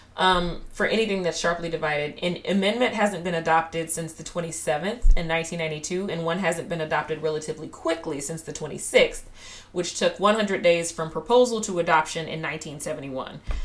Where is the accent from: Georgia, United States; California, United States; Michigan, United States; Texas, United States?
Texas, United States; I'm Texan. I'm in a very populous state